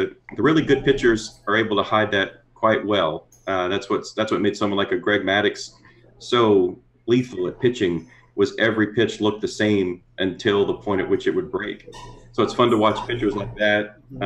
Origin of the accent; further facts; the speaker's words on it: just south of New Orleans, Southern Louisiana, United States; moved away as an adult; also born or lived in Fort Worth, Texas; I'm originally from Southern Louisiana, grew up just south of New Orleans